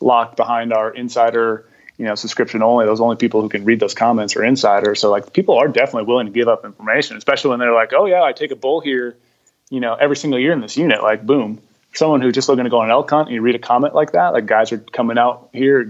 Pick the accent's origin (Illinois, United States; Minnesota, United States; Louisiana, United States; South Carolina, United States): Minnesota, United States; moved away; I grew up in the Midwest, so I was born and raised in Minnesota